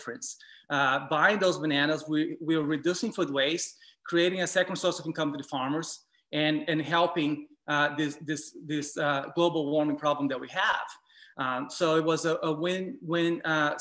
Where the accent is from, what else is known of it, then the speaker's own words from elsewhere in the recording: Brazil; I grew up eating in Brazil